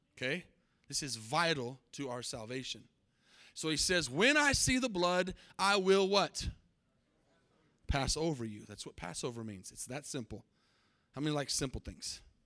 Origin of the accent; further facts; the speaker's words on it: Albuquerque, New Mexico, United States; I was born in Albuquerque, New Mexico. I'm New Mexican